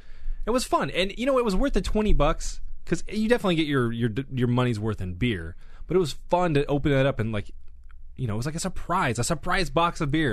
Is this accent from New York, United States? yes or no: no; Ventura, California, United States; The BevMo in my hometown in Ventura